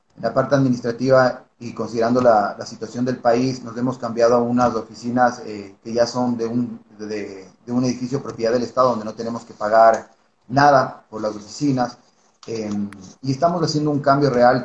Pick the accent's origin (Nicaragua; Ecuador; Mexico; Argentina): Ecuador; como ecuatorianos